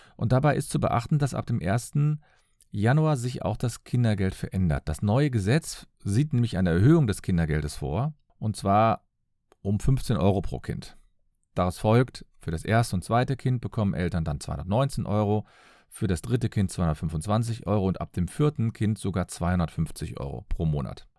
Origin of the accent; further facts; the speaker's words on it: Cologne, North Rhine-Westphalia, Germany; Ich komme aus Köln.